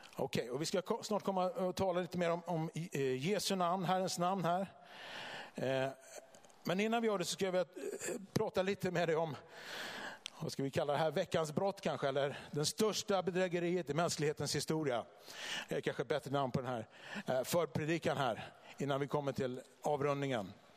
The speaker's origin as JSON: {"language": "Swedish", "town": "Vallentuna", "region": "Stockholm County", "country": "Sweden", "moved": "yes", "lives_now": "Bodafors, Sweden", "said": "jag kommer från eh, Vallentuna utanför Stockholm från början"}